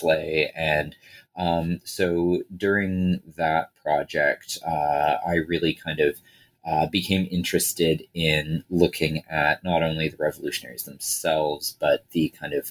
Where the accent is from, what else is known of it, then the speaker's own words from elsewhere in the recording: Toronto, Ontario, Canada; I grew up in Toronto and have lived in Toronto for most of my life other than basically my graduate studies.